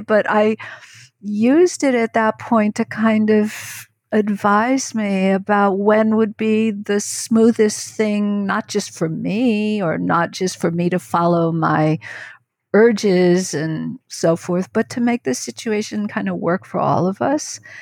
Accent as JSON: {"language": "English", "region": "New York", "country": "United States", "tie": "born or raised there", "said": "who grew up in New York State"}